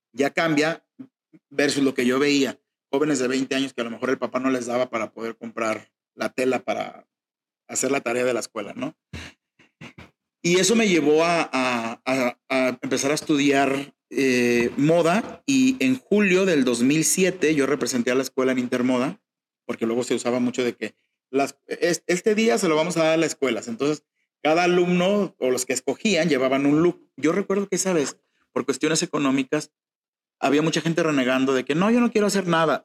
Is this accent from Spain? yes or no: no; Mexico; somos mexicanos, crecí escuchando mariachi